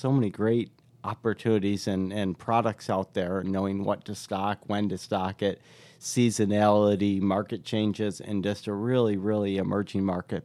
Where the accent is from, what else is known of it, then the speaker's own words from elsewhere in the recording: Irondequoit, New York, United States; moved away as an adult; also born or lived in Fort Lauderdale, Florida; I grew up right on Saint Paul Boulevard and, um, uh, yeah, went to school through Arondicoit schools